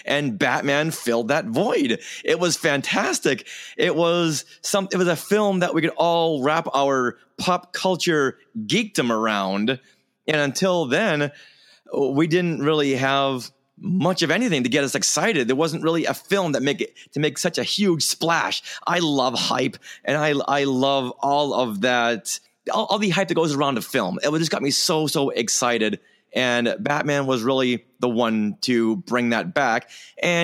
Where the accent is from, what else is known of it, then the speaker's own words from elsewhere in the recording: Newton, Massachusetts, United States; my hometown of Newton, Massachusetts